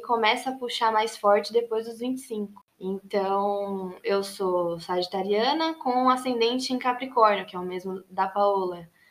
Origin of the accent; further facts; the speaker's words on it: Jundiaí, São Paulo, Brazil; moved away as an adult; now in São Paulo, Brazil; nasci em Jundiaí, no interior de São Paulo, cresci lá